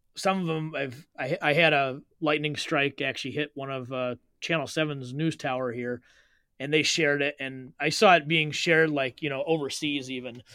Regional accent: South Lyon, Michigan, United States; I grew up in South Lyon

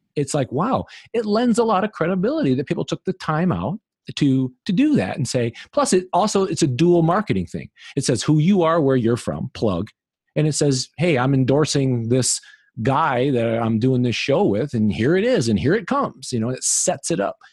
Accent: Illinois, United States; moved away; in Illinois, where I'm originally from

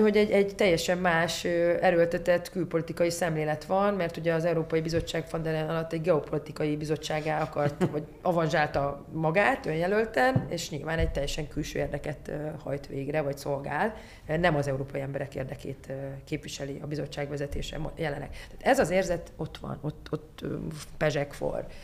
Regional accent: Miskolc, Borsod-Abaúj-Zemplén, Hungary; nekem Diós Győr fontos, most olyan elfogult vagyok, mert ott, ott születtem

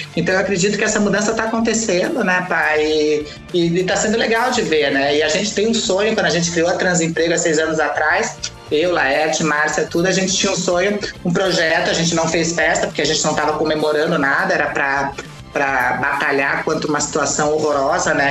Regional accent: Brazil; a minha terra, que é Paraná e Santa Catarina

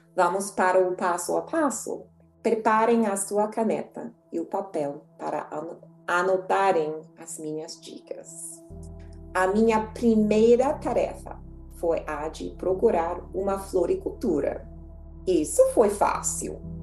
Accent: United States; Portuguese is a second language; eu era estadunidense

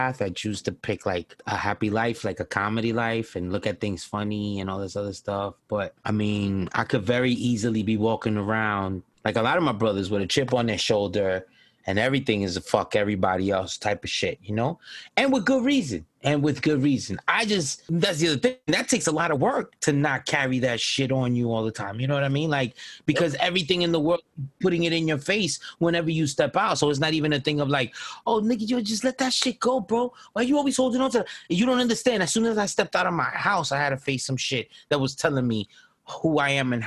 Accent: New York, United States; I grew up in New York

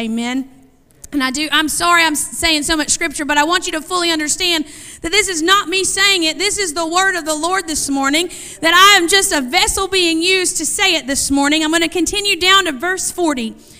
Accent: Vanceboro, North Carolina, United States; I'm not sure how hurricane you guys get, but I'm from Vanceboro, so we get the winds.

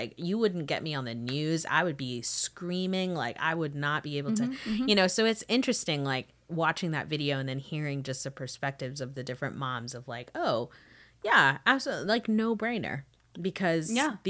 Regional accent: Florida, United States; growing up in Florida, there was a season where there was a strange time

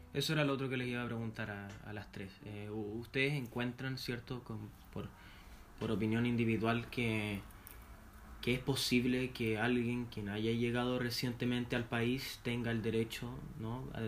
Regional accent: Chile; como chilenos

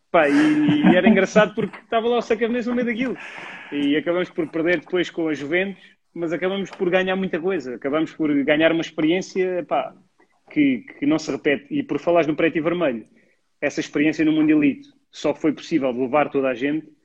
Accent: Mértola, Beja District, Portugal; O primeiro foi o Mértola Cup, em Mértola, porque eu sou de Mértola.

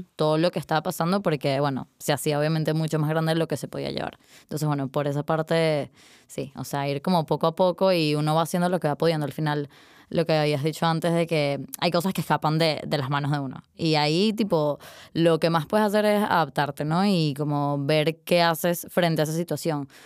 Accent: Caracas, Capital District, Venezuela; moved away as an adult; now in Madrid, Spain; me fui de Caracas

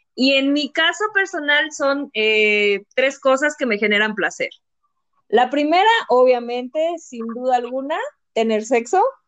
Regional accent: Mexico; salí defectuosa como mexicana

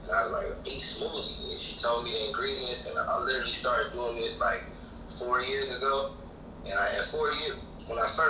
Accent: Midwest, United States; growing up in the Midwest

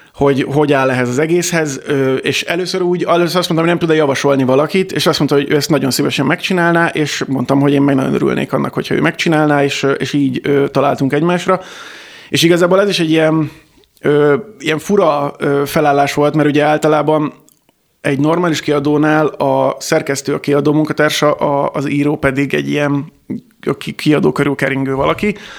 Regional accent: Kecskemét, Bács-Kiskun, Hungary; én Kecskeméten születtem, és ott is nőttem fel

